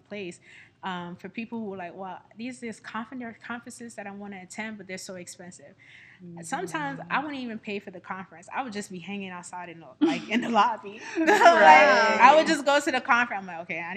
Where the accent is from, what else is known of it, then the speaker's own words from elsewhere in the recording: New York City, New York, United States; moved away as an adult; now in Houston, United States; I'm born and raised in Brooklyn